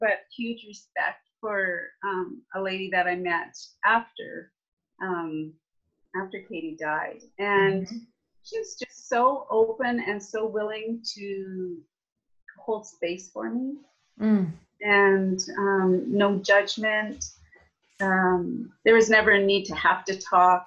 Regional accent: Calgary, Alberta, Canada; also born or lived in Saskatchewan; I'm from Calgary, Alberta

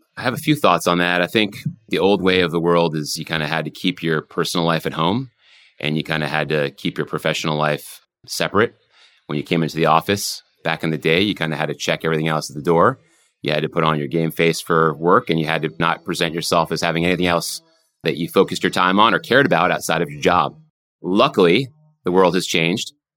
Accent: Vermont, United States; moved away; I grew up in Vermont

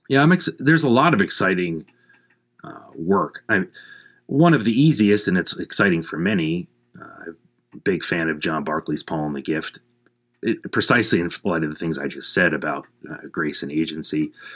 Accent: Pittsburgh, Pennsylvania, United States; moved away as an adult; also born or lived in St. Louis; my hometown of Pittsburgh, Pennsylvania

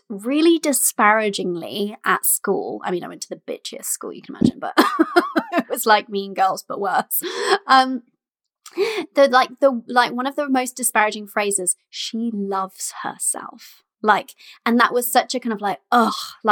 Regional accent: United Kingdom

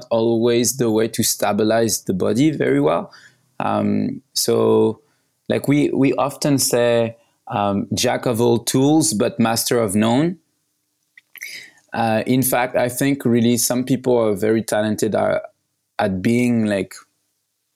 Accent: Paris, Île-de-France, France; I was born in Paris

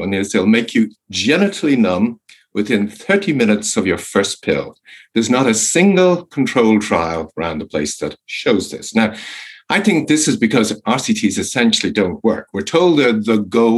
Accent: Ireland; I'm Irish, and when I grew up in Ireland

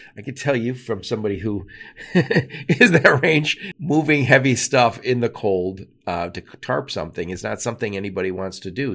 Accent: Michigan, United States; another Michigander

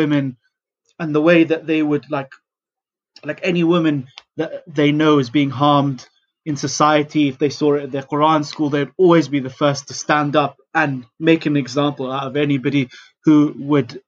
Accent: London, United Kingdom; I was born in one of the world's sort of most multicultural cities, London. So I grew up being immersed in many different cultures.

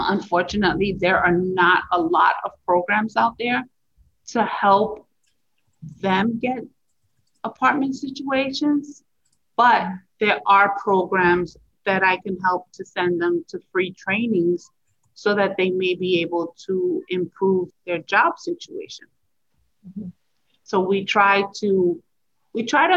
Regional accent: Puerto Rico; moved away; I'm from Puerto Rico

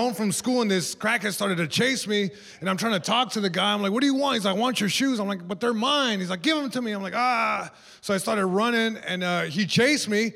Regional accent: Long Beach, California, United States; I'm from Long Beach, California, born and raised

